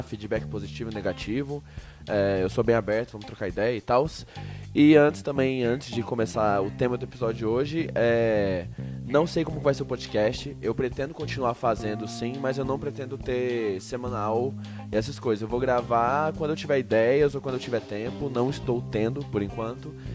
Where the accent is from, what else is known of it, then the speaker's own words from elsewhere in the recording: Goiânia, Goiás, Brazil; moved away as an adult; now in São Paulo, Brazil; eu sou de Goiânia